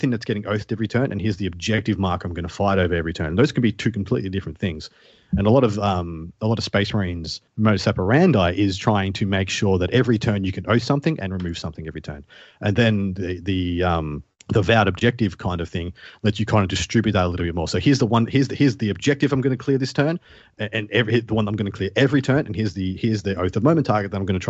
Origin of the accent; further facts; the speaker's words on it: Melbourne, Victoria, Australia; a very tall bridge in my hometown, Melbourne, called the Westgate Bridge